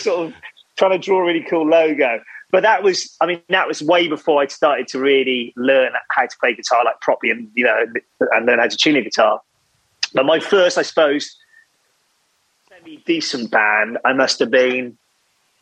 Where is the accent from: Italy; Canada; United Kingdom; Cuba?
United Kingdom; Wales; growing up in Wales